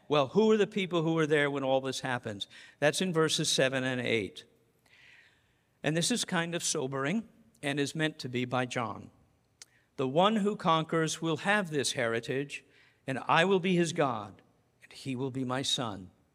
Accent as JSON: {"language": "English", "region": "Colorado", "country": "United States", "moved": "yes", "lives_now": "Massachusetts, United States", "said": "I'm from Colorado"}